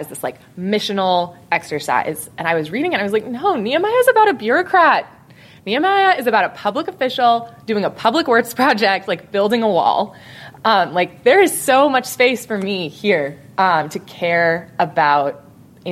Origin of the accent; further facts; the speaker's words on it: Colorado Springs, Colorado, United States; I'm from Colorado Springs, Colorado